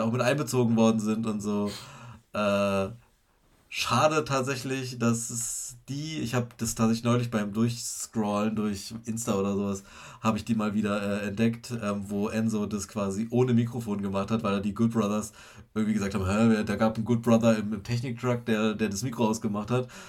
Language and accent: German; Germany; bei uns in Deutschland